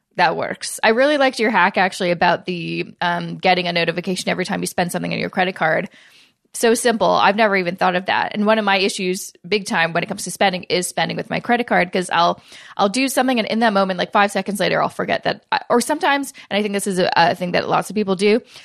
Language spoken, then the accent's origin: English; Canada; we're Canadian